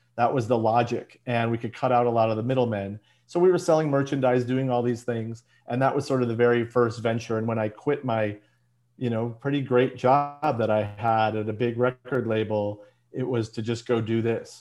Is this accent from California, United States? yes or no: no; Chicago, Illinois, United States; moved away as an adult; now in Los Angeles, United States; I was born and bred in Chicago